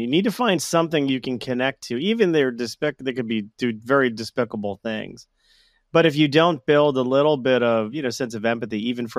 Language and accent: English; Florida, United States; it's always in Florida where it's my home state.